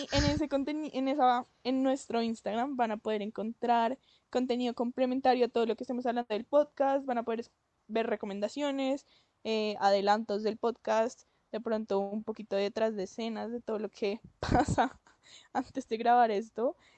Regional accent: Colombia; nosotros somos de Colombia, pues por si no se notan los acentos

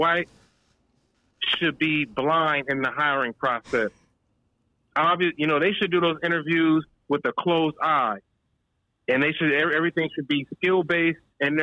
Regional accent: Compton, California, United States; I grew up in Compton, went to a Catholic school

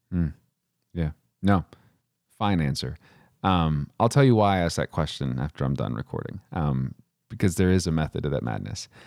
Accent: Midland, Texas, United States; also born or lived in Odessa, Texas; out where I'm from

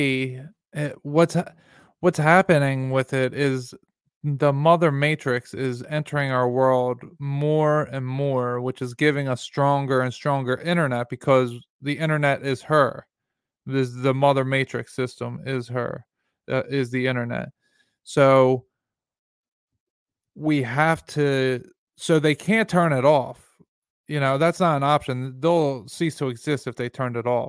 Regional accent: Prospect Park, Pennsylvania, United States; born or raised there

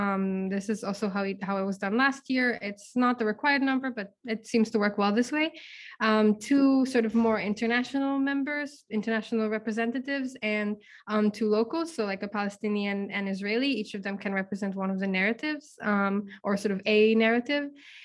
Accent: Czechia; Hey, yeah, so hi … I'm from the Czech Republic.

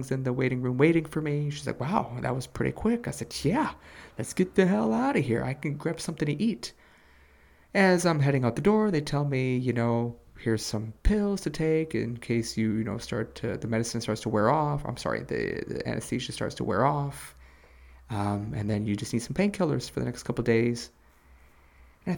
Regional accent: Chicago, Illinois, United States; moved away; They were asking where I was from. I told them I was from Chicago

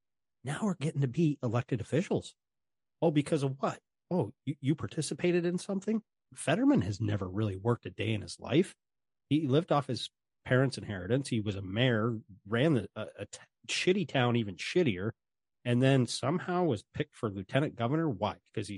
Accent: Wisconsin, United States; No. And I grew up in Wisconsin.

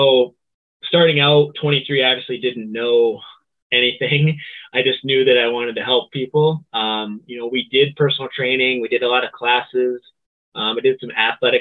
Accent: Sandusky, Michigan, United States; my hometown

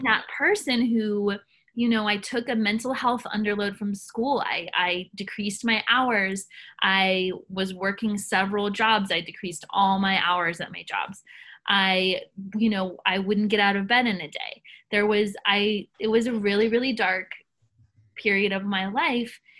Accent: Nashville, Tennessee, United States; born or raised there

